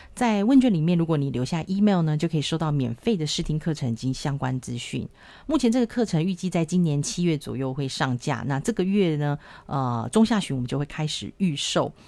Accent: Taiwan; 我跟我老公从来都没有出国留学或是游学过，我们都是土生土长的台湾人，英文都是自己一步一步慢慢学的

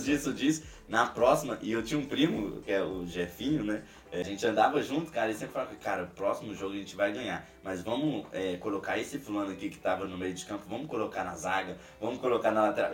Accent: Ribeirão das Neves, Minas Gerais, Brazil; moved away; eu sou de Ribeirão das Neves, Belo Horizonte, e eu me via insatisfeito ali no local que eu tava

